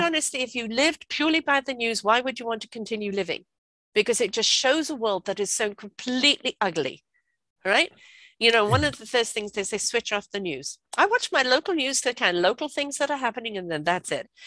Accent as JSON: {"language": "English", "region": "England", "country": "United Kingdom", "tie": "born or raised there", "also_born_or_lived": "South Africa", "moved": "yes", "said": "I grew up in England"}